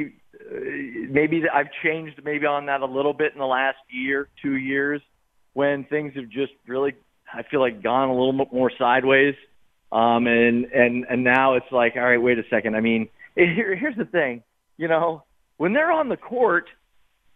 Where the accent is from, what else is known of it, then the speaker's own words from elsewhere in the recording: Northeast Ohio, United States; moved away; I'm originally from Northeast Ohio